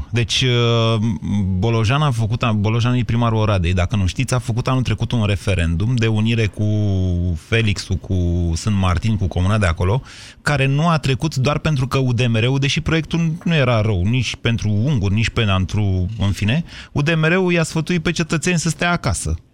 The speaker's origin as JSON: {"language": "Romanian", "region": "Oltenia", "country": "Romania", "lives_now": "Bucharest, Romania", "said": "Când am venit din Oltenia la București, vă spun sincer că am fost șocat de chestia asta, dar n-am bătut pe nimeni."}